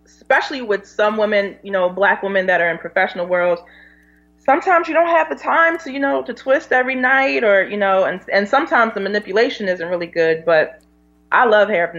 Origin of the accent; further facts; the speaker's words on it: Philadelphia, Pennsylvania, United States; I grew up in Philadelphia. I grew up West Philadelphia